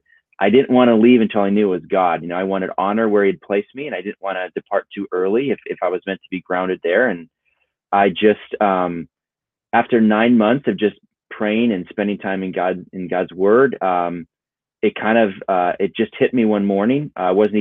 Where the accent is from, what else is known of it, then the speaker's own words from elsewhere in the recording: Minnesota, United States; growing up in Minnesota, it was a pipe dream to do anything in film or video